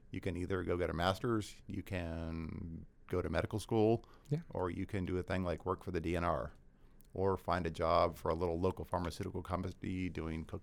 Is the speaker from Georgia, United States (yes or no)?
yes; Georgia, United States; It was a good move for me because I grew up in Georgia.